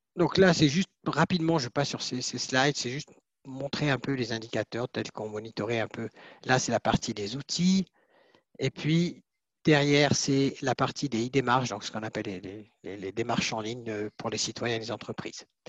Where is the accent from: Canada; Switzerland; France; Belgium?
Switzerland; chez nous en Suisse